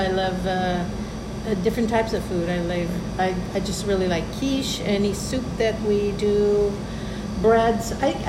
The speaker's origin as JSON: {"language": "English", "area": "San Gabriel Valley", "region": "California", "country": "United States", "tie": "born or raised there", "said": "I'm from the San Gabriel Valley."}